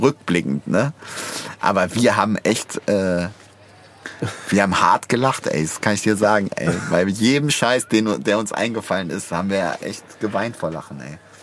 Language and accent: German; Bad Pyrmont, Lower Saxony, Germany; das Tropicana war der Club in Bad Pyrmont, wo ich aufgewachsen bin